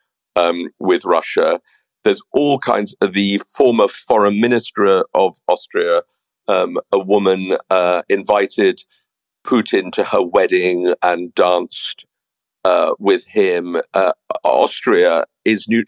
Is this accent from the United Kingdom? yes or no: yes; United Kingdom; as a Brit